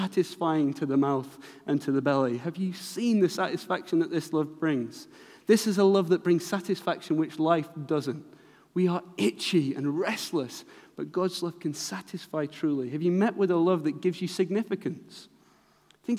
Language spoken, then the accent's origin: English; Manchester, North West England, United Kingdom; I'm from Manchester